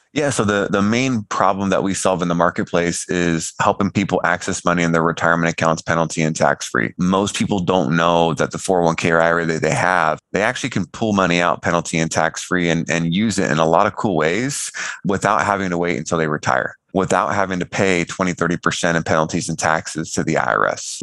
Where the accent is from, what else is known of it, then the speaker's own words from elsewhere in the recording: California, United States; I came from California and grew up middle of the road